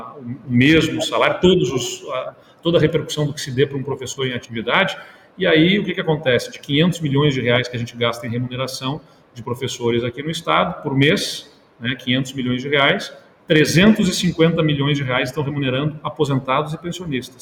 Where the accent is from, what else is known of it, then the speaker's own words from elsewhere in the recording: Pelotas, Rio Grande do Sul, Brazil; eu, particularmente, sou da cidade de Pelotas